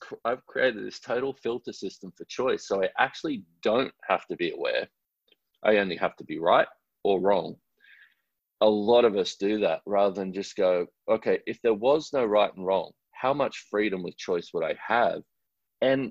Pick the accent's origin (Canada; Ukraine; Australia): Australia; I'm an Australian man